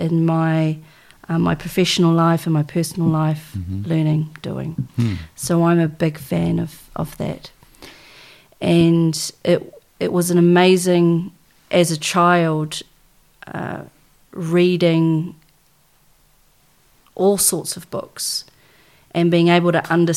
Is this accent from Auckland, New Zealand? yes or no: no; Tokoroa, Waikato, New Zealand; also born or lived in Waihi; I was born in Waihi and I was raised in a little town called Tokoroa